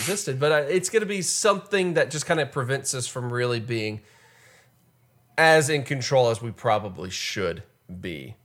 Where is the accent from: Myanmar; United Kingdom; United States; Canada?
United States; We're American